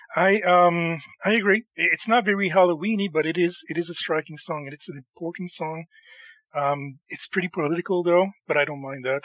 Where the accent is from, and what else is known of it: Canada